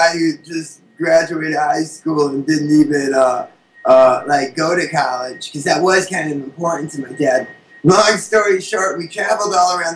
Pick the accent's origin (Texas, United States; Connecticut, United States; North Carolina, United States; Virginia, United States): Connecticut, United States; Hartford; I'm from Hartford, Connecticut, which is only like a 2-hour bus ride away